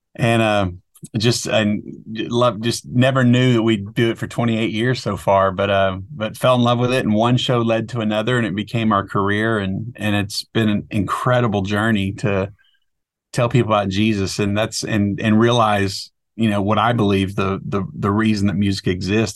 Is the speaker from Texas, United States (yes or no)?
yes; outside of Dallas, Texas, United States; I grew up outside of Dallas, Texas